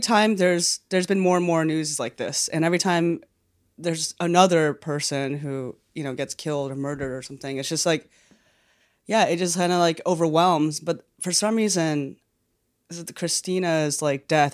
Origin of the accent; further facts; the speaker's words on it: New York City, New York, United States; I grew up in New York